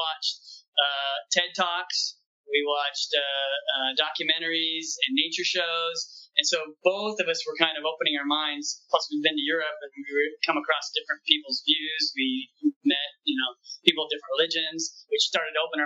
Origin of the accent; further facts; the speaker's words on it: the Northwest, Pacific Northwest, United States; moved away as an adult; now in Southern United States; We're from the Northwest originally